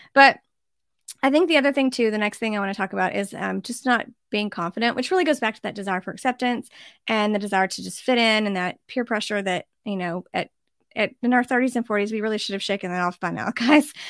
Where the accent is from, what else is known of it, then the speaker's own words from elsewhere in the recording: United States; as an American